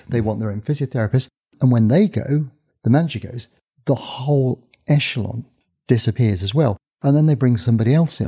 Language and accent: English; Northampton, East Midlands, United Kingdom; my hometown, Northampton's a small town